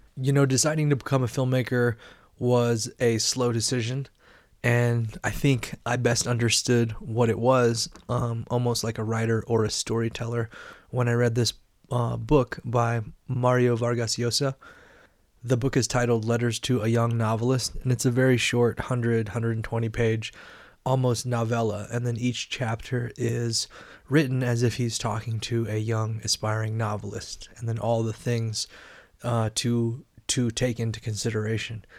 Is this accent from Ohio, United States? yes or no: no; Carbondale, Illinois, United States; I was just a kid in the Midwest in a small college town, Carbondale, Illinois